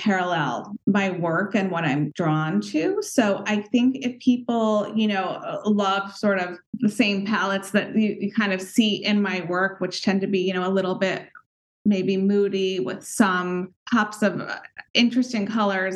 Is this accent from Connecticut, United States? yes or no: yes; Westport, Connecticut, United States; I grew up in Westport, Connecticut, in a home that my parents designed and built from scratch when I was three